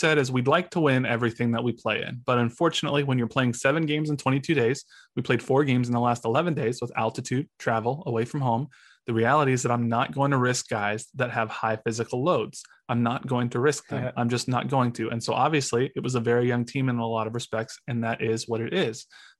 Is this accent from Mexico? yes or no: yes; Mexico; I'm from Mexico. I have family in Mexico, and they're just talking shit about how much MLS sucks.